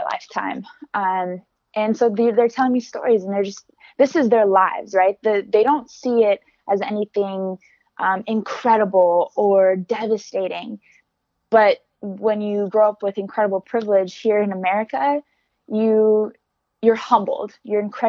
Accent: Alameda, California, United States; I'm from Alameda, California

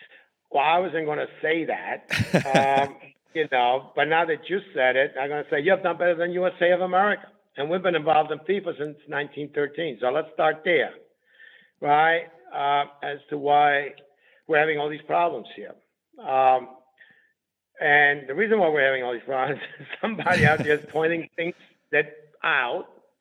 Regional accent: Southern Italy, Italy; I come from Southern Italy

